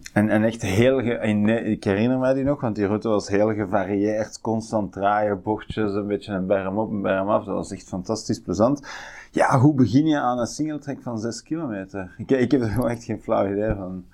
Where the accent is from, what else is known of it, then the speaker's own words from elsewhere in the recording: Tervuren, Flanders, Belgium; de bossen waar ik opgegroeid ben in Tervuren.